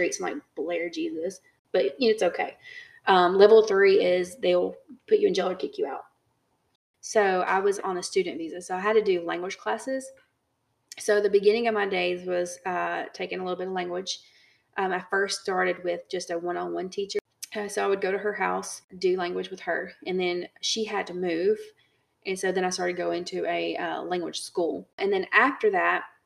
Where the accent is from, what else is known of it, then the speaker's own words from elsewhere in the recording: United States; moved away; we're American